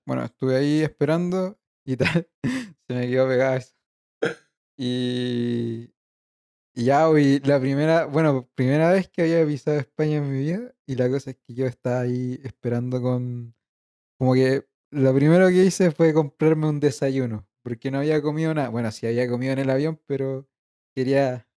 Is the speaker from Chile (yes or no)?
yes; Chile; moved away